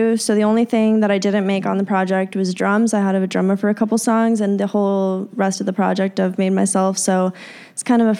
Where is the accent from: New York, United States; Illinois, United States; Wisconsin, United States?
Illinois, United States; Chicago; I grew up in Chicago